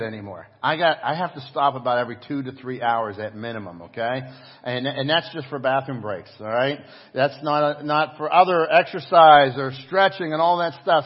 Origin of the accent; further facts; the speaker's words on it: United States; as an American